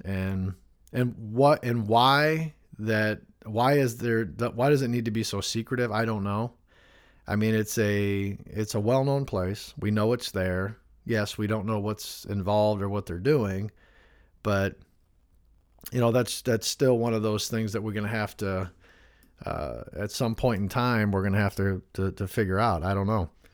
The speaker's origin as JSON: {"language": "English", "region": "Northwest Indiana", "country": "United States", "tie": "born or raised there", "said": "me growing up in Northwest Indiana in the Chicagoland area"}